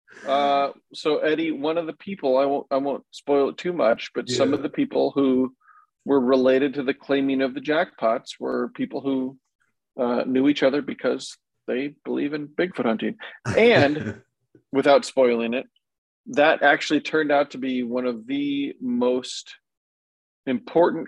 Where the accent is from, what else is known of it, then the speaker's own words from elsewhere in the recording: Decorah, Iowa, United States; I was born and raised in Decorah, Northeast Iowa